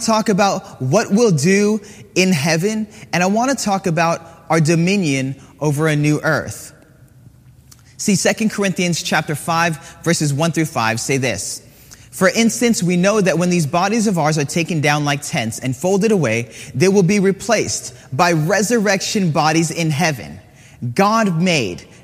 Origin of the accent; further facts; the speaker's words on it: Hawaii, United States; I grew up in Hawaii